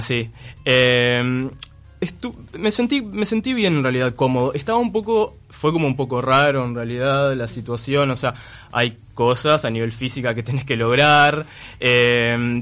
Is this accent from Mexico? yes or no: no; Melo, Cerro Largo, Uruguay; moved away as an adult; now in Montevideo, Uruguay; Yo soy de Melo, es que es eso, ciudad del interior